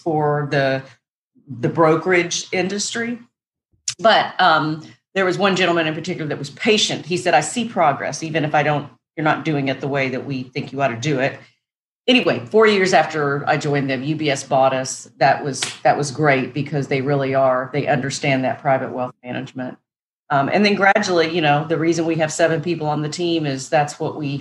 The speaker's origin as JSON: {"language": "English", "region": "Northwest Arkansas", "country": "United States", "tie": "born or raised there", "moved": "as an adult", "lives_now": "Nashville, United States", "said": "I grew up in Northwest Arkansas"}